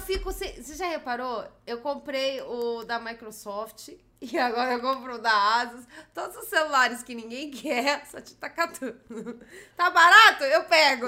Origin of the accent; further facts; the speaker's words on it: São Paulo, Brazil; eu sou paulista, eu sempre vivi em São Paulo